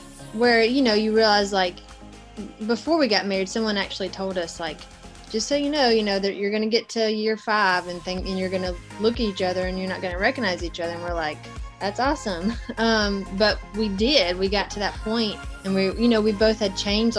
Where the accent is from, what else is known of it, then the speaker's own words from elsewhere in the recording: the South, United States; I grew up in the South, and that's just kind of who I am